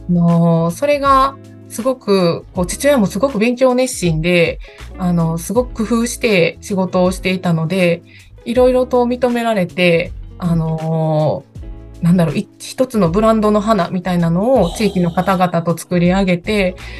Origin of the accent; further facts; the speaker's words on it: Kobe, Hyogo, Japan; 私、あの、神戸出身なんですけど、神戸でもちょっとあの、皆さんの神戸の想像とは違う感じだと思うんですけど、すっごく田舎で